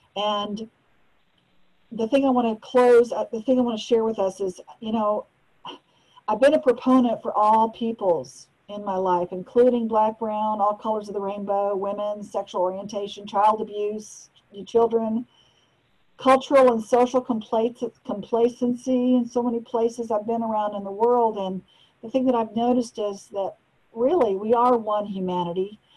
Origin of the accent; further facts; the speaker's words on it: United States; also born or lived in Malaysia; as an American